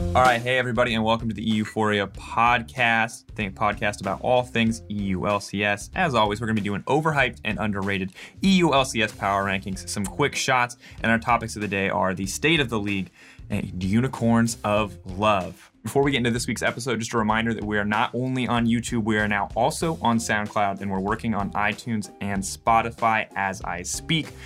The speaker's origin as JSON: {"language": "English", "country": "United States", "said": "as an American"}